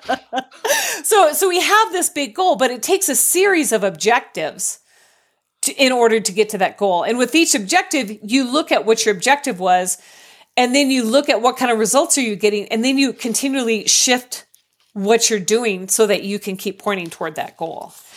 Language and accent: English; Colorado, United States; I'm from Colorado